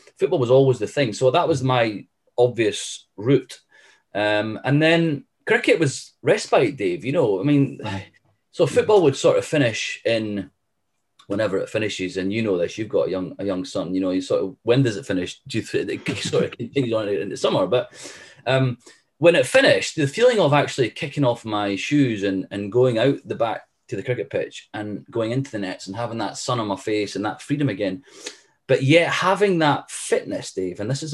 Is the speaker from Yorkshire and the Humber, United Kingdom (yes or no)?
no; the Scottish Borders, Scotland, United Kingdom; we're from the borders. We're from Melrose, Galla Shields, Pennycook.